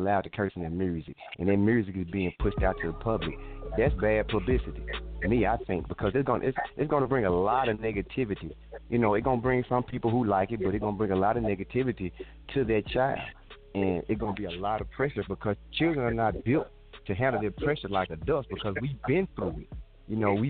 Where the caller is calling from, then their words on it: Memphis, Tennessee, United States; I'm calling from Memphis, Tennessee